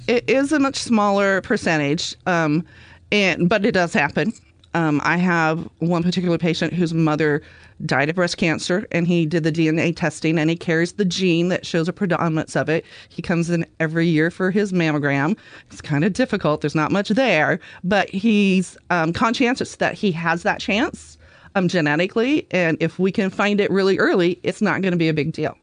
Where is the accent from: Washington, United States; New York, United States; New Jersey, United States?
Washington, United States; Vancouver; moved away as an adult; now in Oregon coast, United States; I grew up in the Vancouver, Washington area.